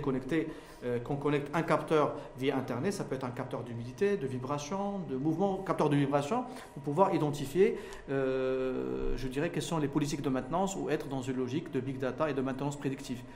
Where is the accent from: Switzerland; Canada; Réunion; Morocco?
Morocco; fier en tant que Marocain